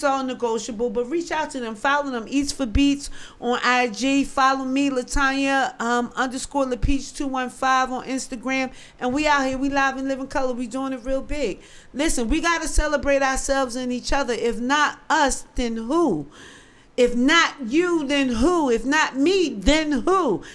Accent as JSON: {"language": "English", "town": "Philadelphia", "region": "Pennsylvania", "country": "United States", "said": "I'm from North Philly."}